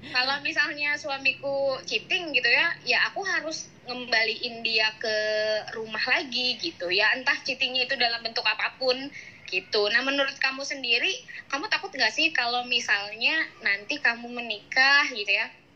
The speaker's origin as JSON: {"language": "Indonesian", "town": "Brebes", "region": "Central Java", "country": "Indonesia", "said": "kotaku di Brebes"}